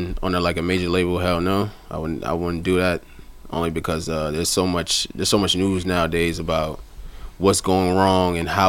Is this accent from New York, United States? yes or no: yes; New York City, New York, United States; also born or lived in Nigeria (ancestry) / White Plains, New York; I'm an artist out of the Bronx, New York, Soundview, in White Plains. I have a Nigerian background. I'm Nigerian, 26.